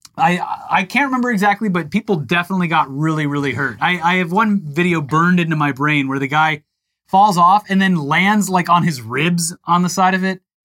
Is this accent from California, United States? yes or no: no; Florida, United States; moved away; I grew up in Florida